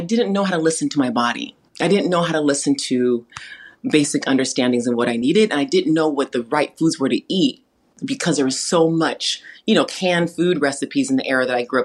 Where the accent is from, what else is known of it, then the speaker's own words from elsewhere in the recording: California, United States; I grew up in an environment around a lot of first generation immigrants from around the world because I, here in California where I live, there's a lot of farmland